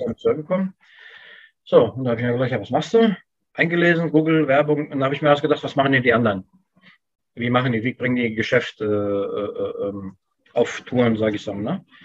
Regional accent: Germany; Ich bin hier mhm. geboren und aufgewachsen. Das ist hier meine Heimat.

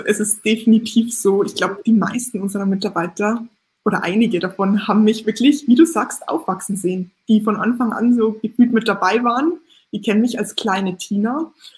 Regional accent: Lower Bavaria, Germany; Ich bin ja, wie gesagt, damit aufgewachsen in Niederbayern

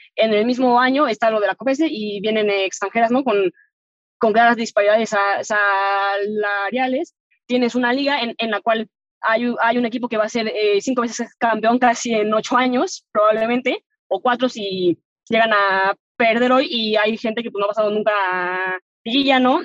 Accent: Mexico; como mexicana que te vio, o sea, que te tocó ver que no había nada

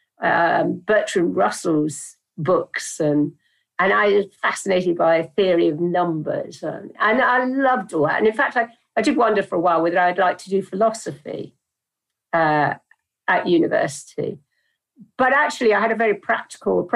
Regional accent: Dartmouth, South West England, United Kingdom; I grew up in Dartmouth in South Devon by the sea

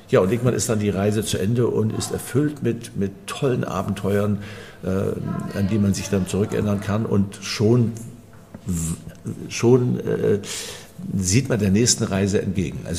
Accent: Fehmarn, Schleswig-Holstein, Germany; Es war perfekt, denn ich bin von der Insel Fehmarn, dort bin ich geboren, ein Kind des Wassers

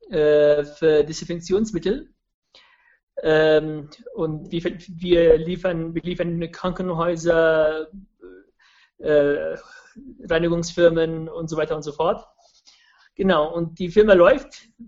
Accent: Germany; also born or lived in Yemen; ich bin natürlich in Jemen geboren, ich bin hier auch äh, aufgewachsen.

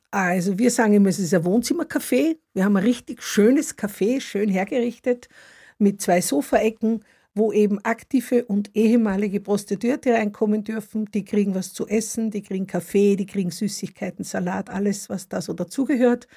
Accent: Upper Austria, Austria; now in Stuttgart, Germany; Ich komme aus Oberösterreich. Also so wie es Österreicher gibt, gibt es auch Oberösterreicher und da komme ich her.

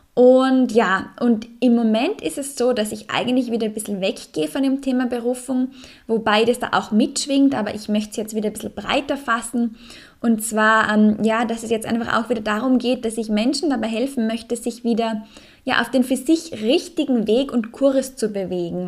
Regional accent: Salzburg, Austria; in meiner Heimat, im Salzburger Land

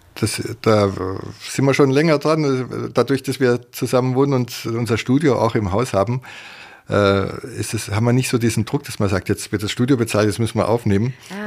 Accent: Ehingen, Baden-Württemberg, Germany; also born or lived in Tegernsee, Bavaria; ich bin in Ehingen Donau zur Schule gegangen

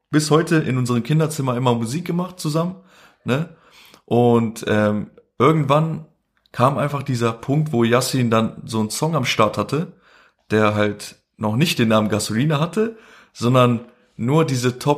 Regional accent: Kosovo; first language Albanian; wir nennen uns halt Ashkali. Äh, das ist so eine Minderheit, die, wir kommen ursprünglich halt ähm, aus dem Ägypten, ne? Und sind halt dann angesiedelt in Kosovo, deswegen sprechen wir auch Albanisch, ne?

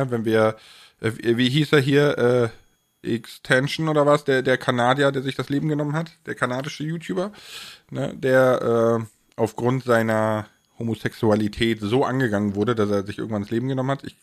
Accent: Rhineland, Germany; weil ich komme ja aus dem Rheinland, ne, und ich kann das auch so ein ne bisschen

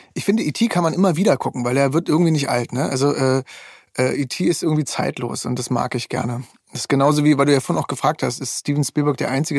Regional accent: East Germany, Germany; ich komme aus dem Osten

